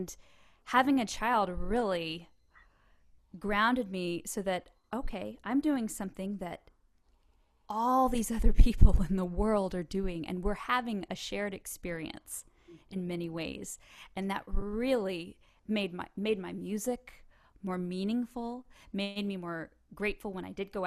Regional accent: Texas, United States; accent: twang; have a twang when I sing in English. I can't help it because I'm Texan

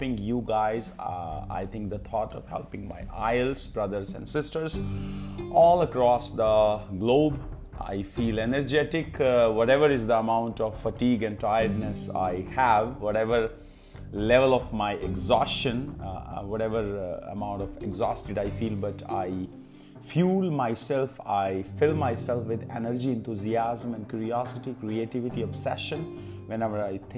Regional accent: Kurukshetra, Haryana, India; moved away as an adult; now in Pehowa, India; My hometown is Kurukshetra, but these days I am living at Pehwa

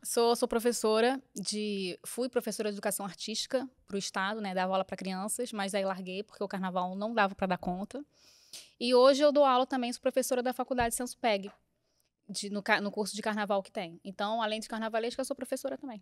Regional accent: Rio de Janeiro, Brazil; Eu fui criada, eu, nasci no Rio, mas fui criada na Ilha do Governador, que é no Rio

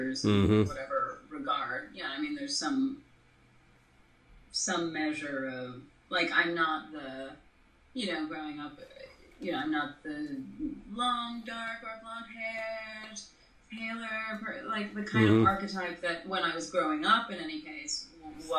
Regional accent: Toronto, Ontario, Canada; I grew up in Toronto, Canada, so, like, culturally that's a little bit different.

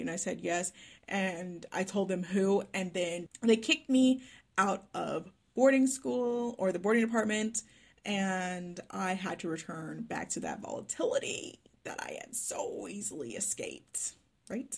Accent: Dallas, Texas, United States; first language English; moved away as an adult; now in Melbourne, Australia; I am from Dallas, Texas, but I now live in Melbourne, Victoria, Australia

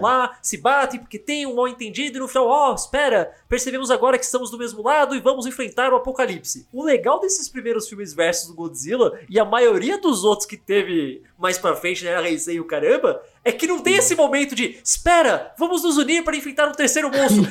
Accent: São Paulo, Brazil; eu sou paulista

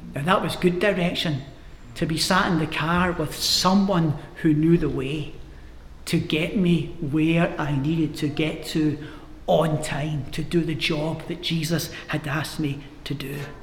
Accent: Glasgow, Scotland, United Kingdom; I grew up in Glasgow, and the housing scheme I grew up in were tenement blocks, we called them in Glasgow

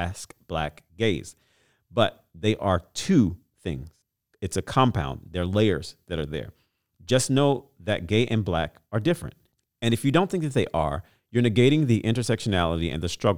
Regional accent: Louisiana, United States; Shout out to my home state

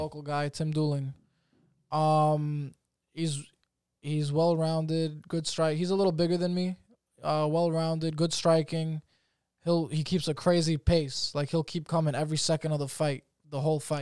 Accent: New York, United States; I'm a fucking citizen. I was born in New York.

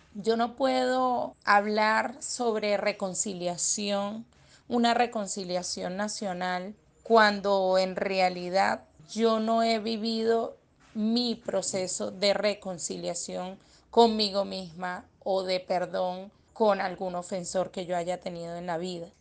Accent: Venezuela; como venezolanos

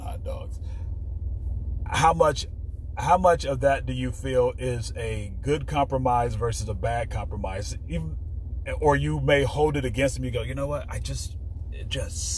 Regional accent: Chicago, Illinois, United States; I grew up in Chicago. You don't put ketchup on hot dogs

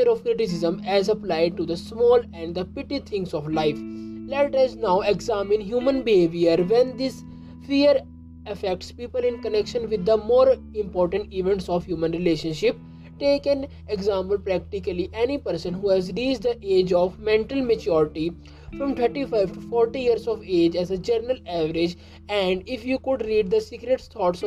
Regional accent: India; I am from India

